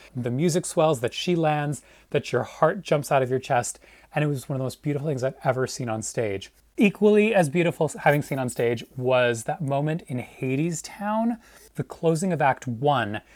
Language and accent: English; Long Island, New York, United States; also born or lived in Manhattan, New York; my parents moved here when I was, when I was really little, and I grew up on Long Island